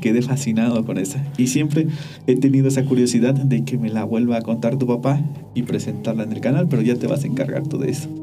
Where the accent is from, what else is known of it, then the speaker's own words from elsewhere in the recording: Mexico; cuando era niño, una vez, allá en el pueblo